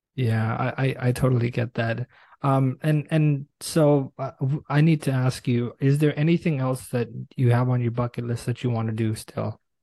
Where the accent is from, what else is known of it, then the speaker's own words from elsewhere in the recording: New York City, New York, United States; now in Toronto, Canada; I'm originally from Brooklyn, New York.